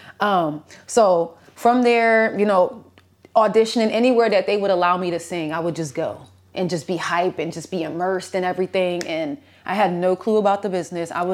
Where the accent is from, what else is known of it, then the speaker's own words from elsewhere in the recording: New York, United States; growing up in New York was pretty dope